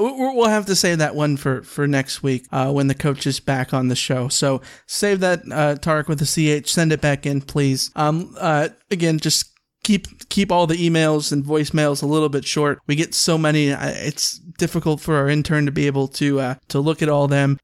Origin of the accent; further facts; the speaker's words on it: Massachusetts, United States; moved away; back home in my home state of, um, Massachusetts